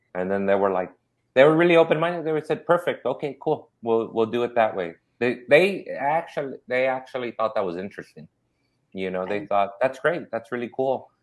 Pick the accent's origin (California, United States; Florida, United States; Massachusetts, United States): California, United States; Inglewood; also born or lived in South Central, Los Angeles; I grew up in Inglewood and South Central.